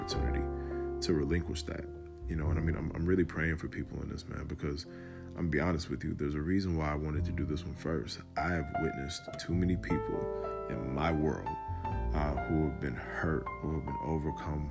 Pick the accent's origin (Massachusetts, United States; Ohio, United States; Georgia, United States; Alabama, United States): Georgia, United States; Atlanta; I'm from Atlanta, ATL, Dirty South